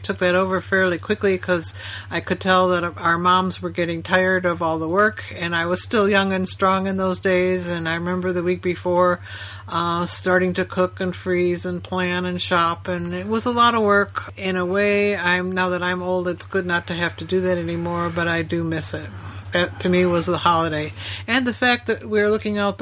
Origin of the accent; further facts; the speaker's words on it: Illinois, United States; we're from Illinois